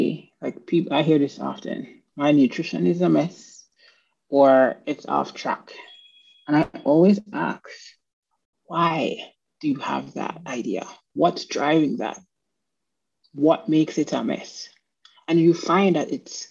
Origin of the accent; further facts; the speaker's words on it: Jamaica; moved away; I'm from Jamaica